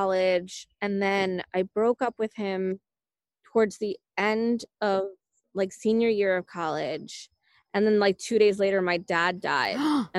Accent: New Jersey, United States; also born or lived in Italy; I grew up in New Jersey and a little bit in Italy too.

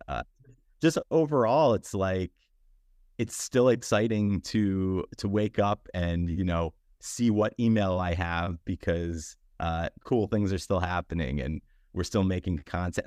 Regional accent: New York, United States; moved away as an adult; now in Los Angeles, United States; as a New Yorker

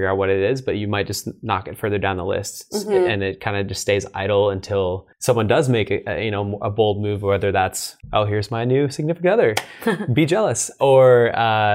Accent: East Coast, United States; moved away; I'm from the East Coast

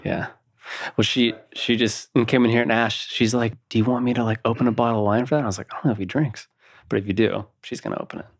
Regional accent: Napa, California, United States; now in Colorado, United States; I, I grew up in Napa, California, which is, I mean, it's a little agriculture town

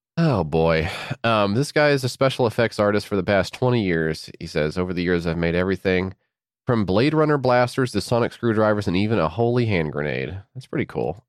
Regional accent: United States

